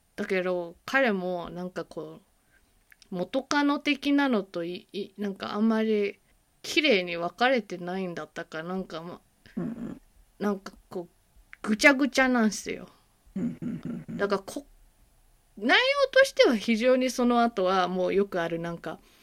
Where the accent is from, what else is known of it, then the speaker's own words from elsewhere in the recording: United States; アジア系アメリカ人として